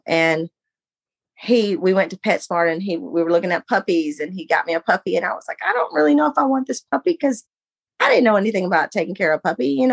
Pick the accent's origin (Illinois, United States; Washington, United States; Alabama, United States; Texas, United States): Texas, United States; moved away as an adult; I was from Texas. I decided at 18, I was going to leave and go get married.